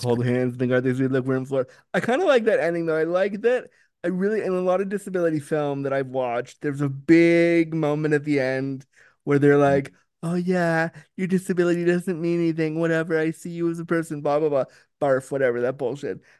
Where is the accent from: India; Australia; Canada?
Canada; I'm from Canada